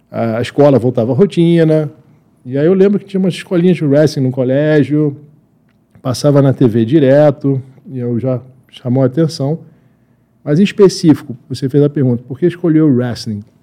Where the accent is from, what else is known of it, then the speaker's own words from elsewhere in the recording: Brazil; born there; Mas eu nasci aqui no Brasil